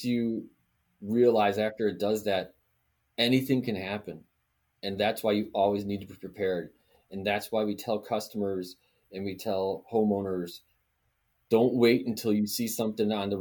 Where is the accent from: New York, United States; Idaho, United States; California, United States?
New York, United States; Western; moved away as an adult; now in Florida, United States; I grew up in Western New York